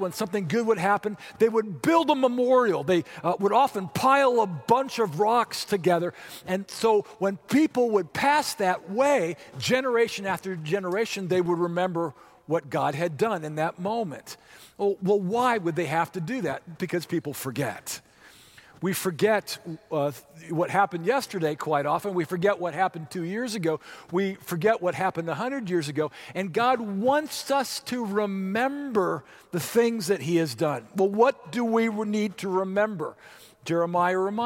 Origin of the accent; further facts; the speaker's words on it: Orange County, California, United States; moved away as an adult; also born or lived in Santa Monica, California; now in Wichita, United States; the house I grew up in Orange County, California